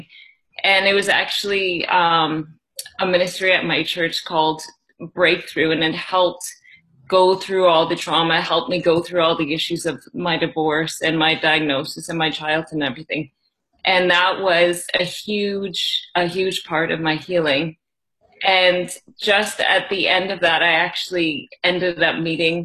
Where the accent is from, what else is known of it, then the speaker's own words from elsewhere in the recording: just outside of Toronto, Ontario, Canada; also born or lived in India; I am from Canada, just outside of Toronto. For most of my life, I've lived in the area